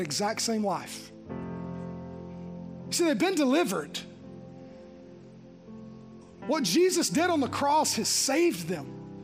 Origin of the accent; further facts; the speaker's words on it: Green Hill, United States; I grew up in Green Hill